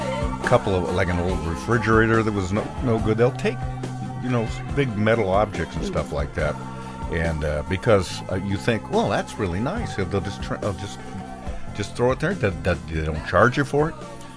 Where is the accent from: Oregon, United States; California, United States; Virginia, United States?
Oregon, United States; Bend; My hometown of Bend, Oregon, was the place where these little planes were made.